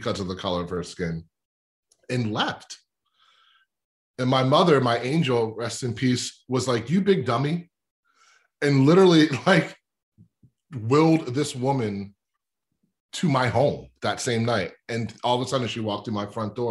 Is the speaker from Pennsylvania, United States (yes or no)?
yes; Lower Merion, Pennsylvania, United States; I'm from Lower Marion, where Kobe's from. But I grew up in this really kind of white, affluent suburb called the Main Line.